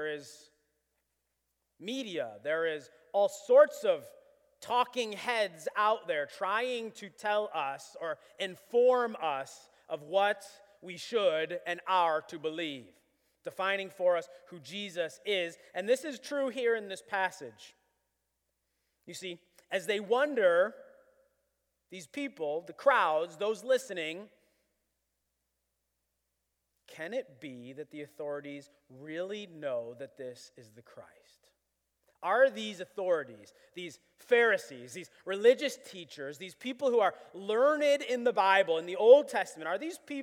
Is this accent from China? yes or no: no; Buffalo, New York, United States; I was born in Buffalo